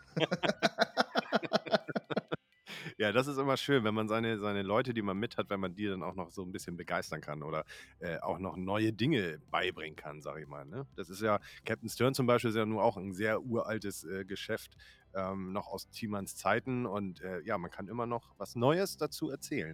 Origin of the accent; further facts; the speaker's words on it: Northern Germany, Germany; Ich bin Norddeutscher